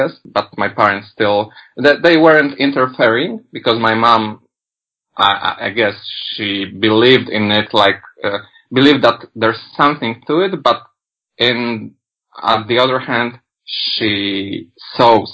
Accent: Poland; English is a second language; I come from Poland

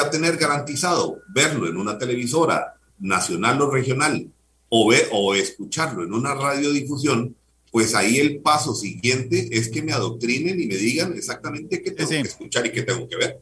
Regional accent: Costa Rica; como costarricenses

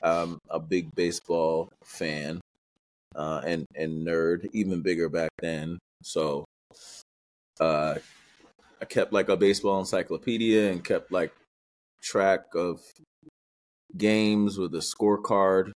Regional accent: New York City, New York, United States; moved away; I'm from Queens, New York

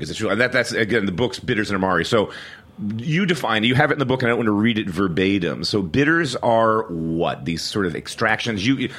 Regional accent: Philadelphia, Pennsylvania, United States; So I grew up, I'm Italian, so I grew up like in West Philly, Italian-American neighborhood.

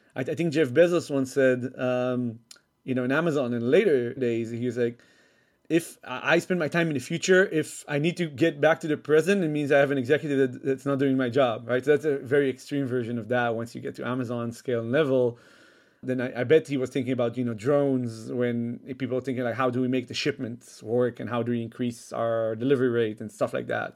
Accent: Israel; moved away as an adult; also born or lived in Netherlands; I was originally from Israel. I was born there. Um, then when I was six, I moved with my mom to Holland for four years.

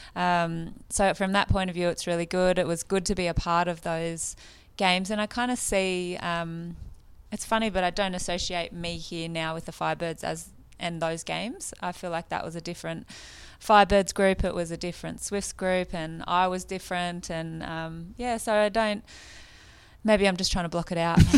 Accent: Woy Woy, New South Wales, Australia; moved away; also born or lived in New Zealand; I came from the Central Coast

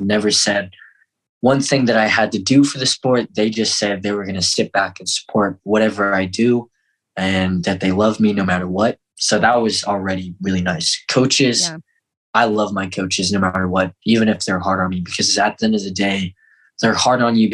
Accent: Fort Collins, Colorado, United States; also born or lived in Seoul, South Korea / Denver; we grew up on a farm in Fort Collins

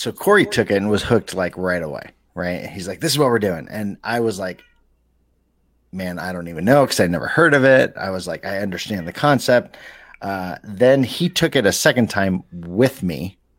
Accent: Chicago, Illinois, United States; now in Denver, United States; I'm from Chicago

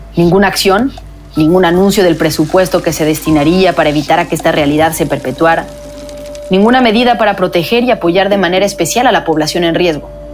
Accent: Mexico; moved away as an adult; also born or lived in Mexico City; now in Washington, United States; en México, en mi país

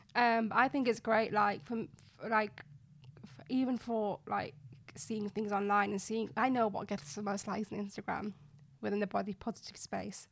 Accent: Bradford, Yorkshire and the Humber, United Kingdom; moved away as an adult; also born or lived in Nottingham; I, um, grew up in Bradford, West Yorkshire. So I'm a Bradfordian

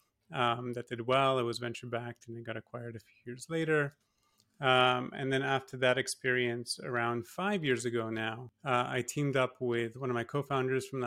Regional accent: Singapore; moved away as an adult; also born or lived in Toronto, Canada / Massachusetts, United States; My parents are Polish, but I was born and raised in Singapore. So I grew up there.

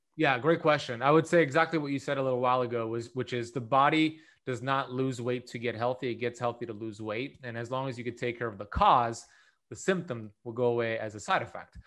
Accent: Miami Beach, Florida, United States; I grew up here in Miami Beach, Florida

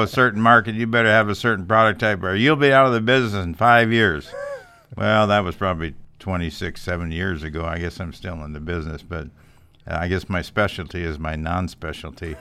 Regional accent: Sioux Falls, South Dakota, United States; moved away as an adult; I grew up in Sioux Falls, South Dakota

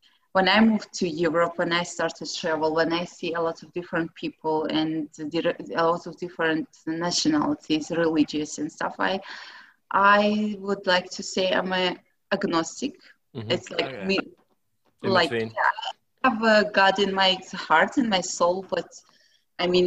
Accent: Dagestan, Russia; English is a second language; moved away as an adult; also born or lived in St. Petersburg, Russia; now in Budapest, Hungary; I came from originally from there, from that part. And I'm Avaric.

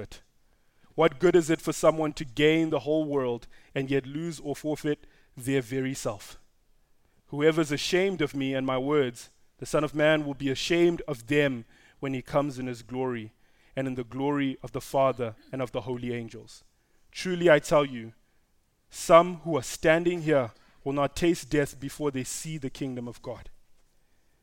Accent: Zimbabwe; moved away; I'm Zimbabwean because I was born in Zimbabwe

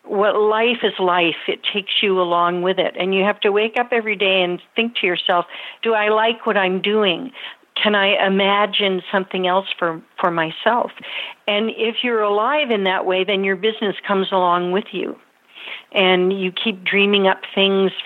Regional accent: Napa Valley, California, United States; born or raised there; now in Middletown, United States

